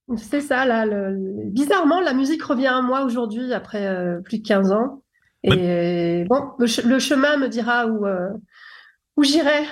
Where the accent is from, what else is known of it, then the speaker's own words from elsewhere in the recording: Paris, Île-de-France, France; moi je suis née à Paris